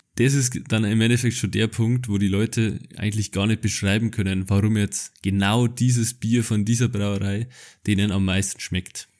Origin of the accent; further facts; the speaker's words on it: Bavaria, Germany; ich bin aus Bayern